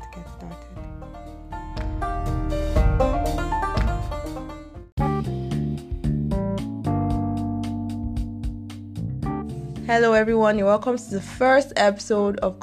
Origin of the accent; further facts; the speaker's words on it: Nigeria; I'm Nigerian